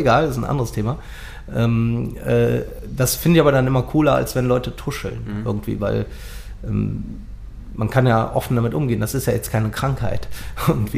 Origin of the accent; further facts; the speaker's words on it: Cologne, North Rhine-Westphalia, Germany; accent: Kölsch; first language Kölsch; ich komme aus Ehrenfeld, wohne aber jetzt seit zehn Jahren in Bickendorf